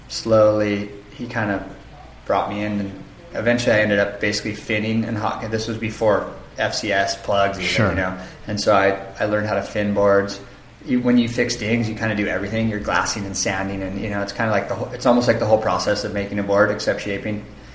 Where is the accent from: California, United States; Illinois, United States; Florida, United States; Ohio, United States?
California, United States; Santa Barbara; moved away as an adult; It's basically I grew up in Santa Barbara in California. And when I was in my early 20s, I moved to the North Shore